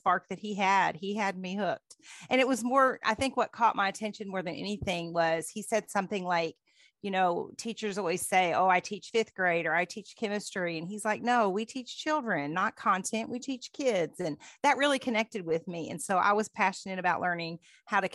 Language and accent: English; Henderson, Kentucky, United States; accent: true Kentuckian; moved away as an adult; also born or lived in Dayton, Ohio / Caldwell County, Kentucky; now in California, United States; when we moved to Kentucky in 1980 from Ohio, I was in fifth grade